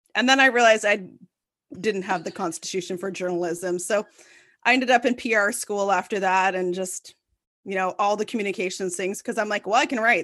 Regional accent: Ottawa, Ontario, Canada; I'm born and bred in Ottawa, and, um, you know, I grew up very downtown

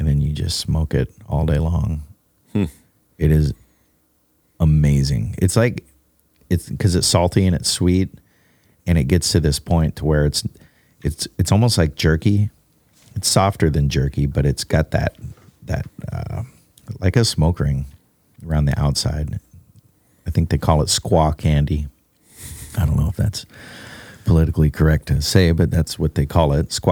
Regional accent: Alaska, United States; moved away; growing up in Alaska

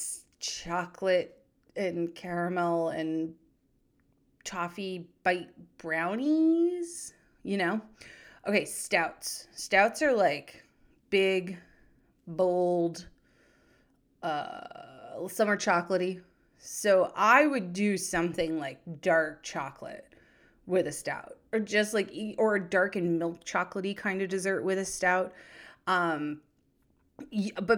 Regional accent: New Hampshire, United States; my home state of New Hampshire

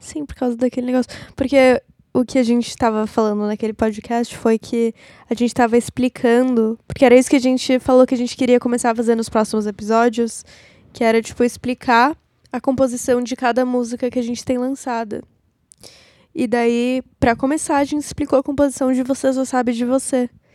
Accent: São Paulo, Brazil; moved away; also born or lived in Boca Raton, Florida, United States; Eu nasci em São Paulo, capital.

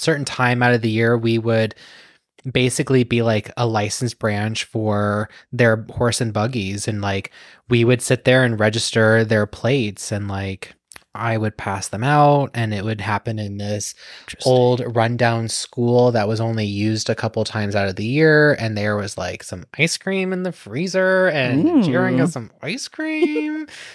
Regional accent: United States; I'm an American.

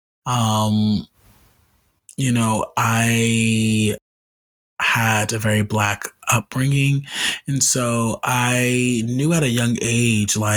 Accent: Los Angeles, California, United States; I grew up in Los Angeles. I grew up in LA, but I grew up in South LA.

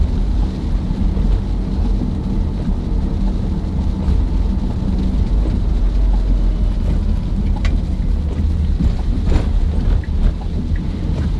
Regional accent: Netherlands; moved away; I'm from the Netherlands, we do like butter on the bread

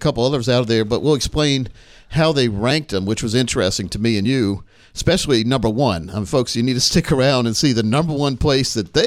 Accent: Laurinburg, North Carolina, United States; I'm a Scotland County boy from Laurinburg, North Carolina

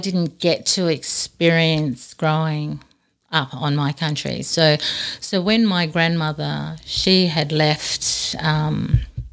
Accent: Darwin, Northern Territory, Australia; moved away; I was born and raised in Darwin

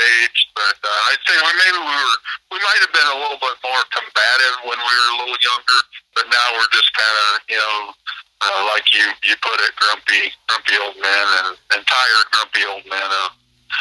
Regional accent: Atlanta, Illinois, United States; moved away as an adult; also born or lived in Arizona; now in Mendota, United States; We grew up in Atlanta, Illinois from first grade

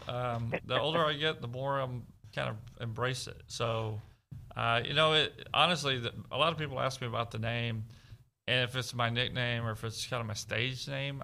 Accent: Devine, Texas, United States; I grew up in South Texas, Southwest Texas, in Devine, Medina County, Texas

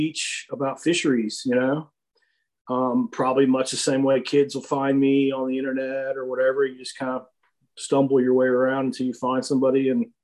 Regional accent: Atlanta, Georgia, United States; I was born in Atlanta, Georgia. I've always lived around Georgia. I've lived all over Georgia, North Georgia, South

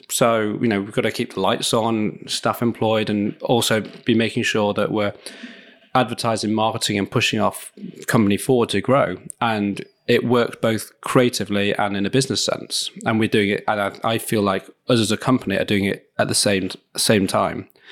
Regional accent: Leeds, Yorkshire and the Humber, United Kingdom; in Leeds, in my, my hometown

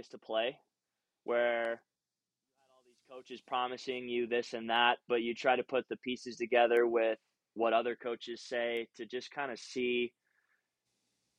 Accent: Waconia, Minnesota, United States; moved away as an adult; also born or lived in Ogden, Utah; now in Utah, United States; I grew up in Waconia

